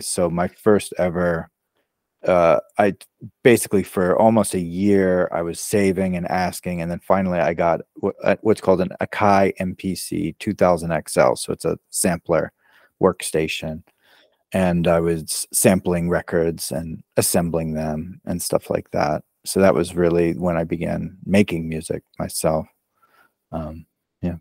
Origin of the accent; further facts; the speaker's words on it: Maryland, United States; moved away as an adult; also born or lived in Brooklyn, New York; now in Los Angeles, United States; I was born in Maryland, uh, so sort of near D C, so on the east coast of the U S, and, um, I spent the first, you know, about eighteen years of my life there